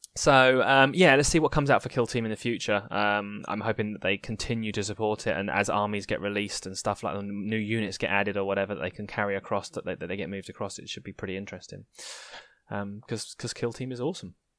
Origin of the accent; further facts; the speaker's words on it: United Kingdom; I'm a British wuss